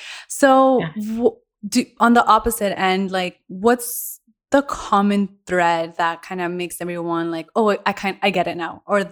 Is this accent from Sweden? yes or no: no; Colombia; moved away; also born or lived in United States; I'm also from Colombia